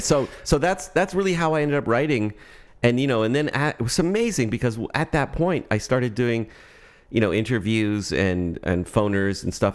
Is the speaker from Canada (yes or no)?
yes; Toronto, Ontario, Canada; now in Berkeley, United States; I'm, I'm from Toronto